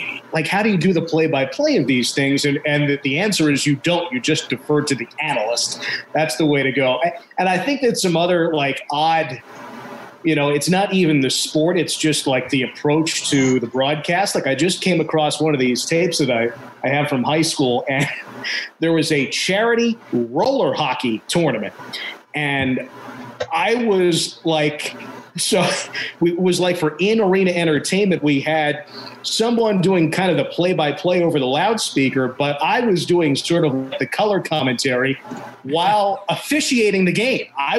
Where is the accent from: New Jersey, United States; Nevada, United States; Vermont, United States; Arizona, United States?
New Jersey, United States; worked for the New Jersey Devils organization in the ECHL. That was great to be part of my hometown team organization.